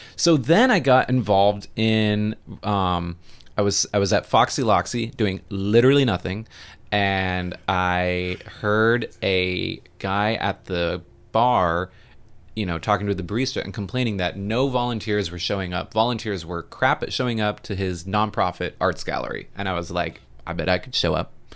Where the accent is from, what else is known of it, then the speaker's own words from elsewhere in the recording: Homer, Alaska, United States; now in Savannah, United States; I grew up in Homer, Alaska.